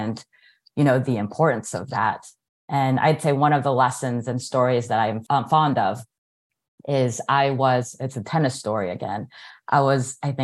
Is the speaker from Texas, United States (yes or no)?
yes; Houston, Texas, United States; now in Orlando, United States; I was born here in the United States. My parents immigrated from the Philippines. And so I grew up in Houston, Texas